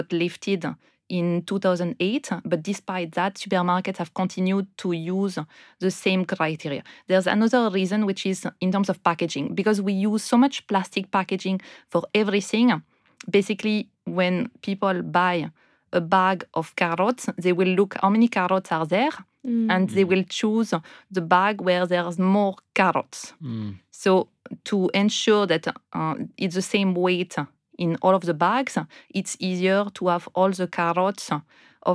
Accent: France; moved away as an adult; also born or lived in India; now in United Kingdom; I'm from France, and after living most of my life in France, I moved to India, and then a few years after that, ended up in the UK.

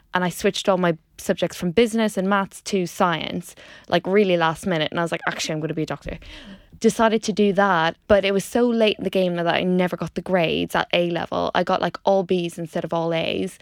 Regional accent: Dundalk, Leinster, Ireland; moved away as an adult; also born or lived in Pontypridd, Wales; if you haven't already guessed from the accent, I grew up in Ireland in a place called Dundalk

